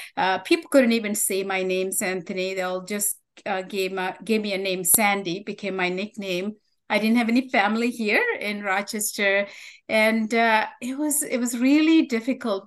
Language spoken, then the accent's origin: English; Sri Lanka; first language Tamil; English is a second language; moved away; where I grew up, the beautiful island I was describing, um, we had a civil war that uh, started in the early 80s mm-hmm. uh, due to ethnic conflict um, and discrimination. I was in the minority group, Tamils, um, so that was my native language.